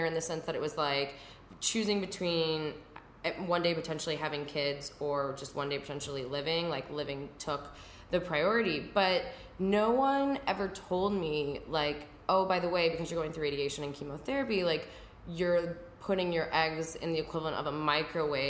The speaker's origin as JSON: {"language": "English", "region": "Midwest", "country": "United States", "tie": "born or raised there", "said": "I grew up in the Midwest."}